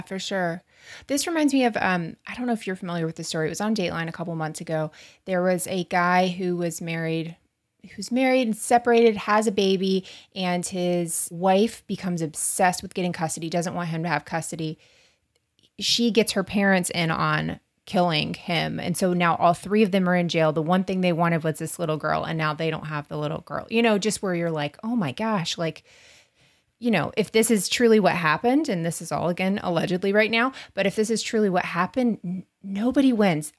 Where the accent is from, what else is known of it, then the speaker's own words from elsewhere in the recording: Florida, United States; We're from Florida